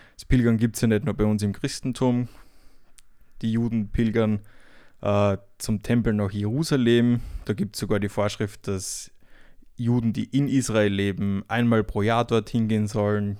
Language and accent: German; Austria; moved away; nach Österreich, nochmal in die Heimat